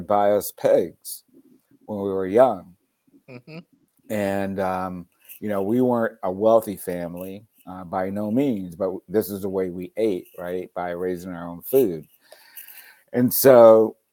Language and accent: English; Pensacola, Florida, United States; also born or lived in Snow Hill, Alabama; I grew up in Pensacola, Florida